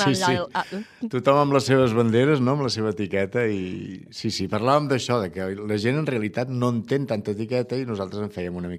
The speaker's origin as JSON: {"language": "Catalan", "town": "Tarragona", "region": "Catalonia", "country": "Spain", "said": "jo sóc tarragoní, jo sé el que vol dir"}